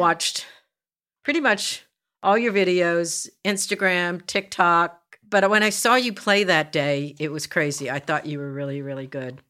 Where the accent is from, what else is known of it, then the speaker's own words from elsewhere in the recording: New Jersey, United States; grew up in South Jersey